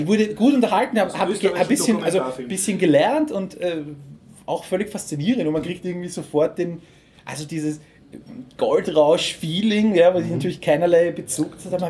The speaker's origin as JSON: {"language": "German", "region": "Lower Austria", "country": "Austria", "said": "als Niederösterreicher"}